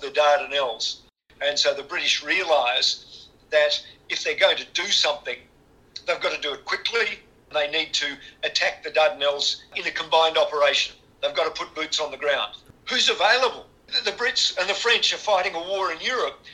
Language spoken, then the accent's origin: English; Western Australia, Australia; my home state, Western Australia